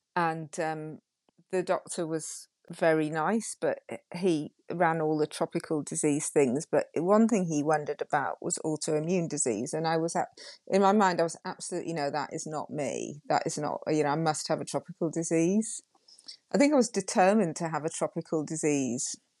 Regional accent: Yorkshire and the Humber, United Kingdom; I'm from Yorkshire

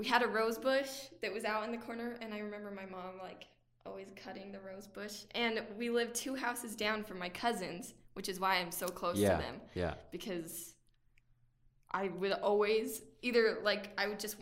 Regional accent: Brigham City, Utah, United States; I was born in Brigham City, Utah.

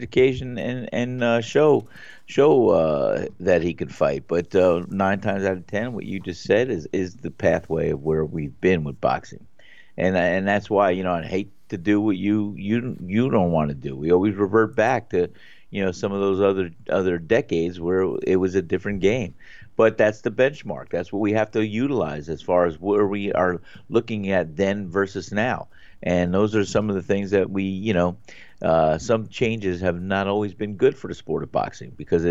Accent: Northeast, United States; moved away; where I grew up in the Northeast

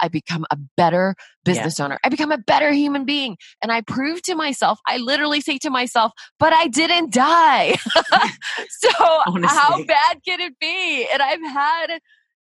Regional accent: United States; I'm Korean, I'm Asian American

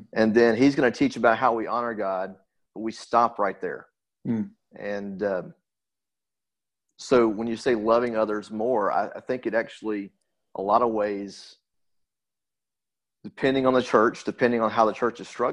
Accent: Alabama, United States; growing up in Alabama and the Bible Belt

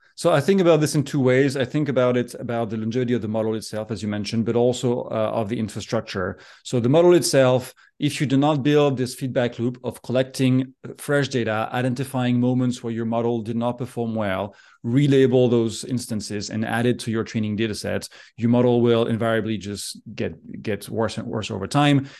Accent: France; moved away as an adult; also born or lived in Geneva, Switzerland; now in United States; I'm originally from France. I grew up there, went to school there.

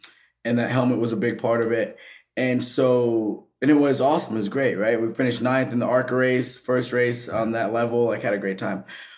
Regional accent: Vermont, United States; like I'm from Vermont, right? So like the black population is very low. Like I had to go 45 minutes to see another black person.

